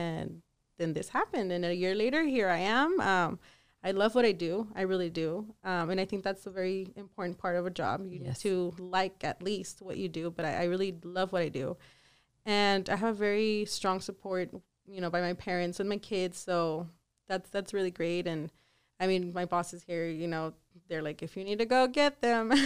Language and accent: English; El Paso, Texas, United States; also born or lived in Ciudad Juárez, Mexico / Dallas, Texas; I'm from El Paso. Born and raised. El Paso and Juarez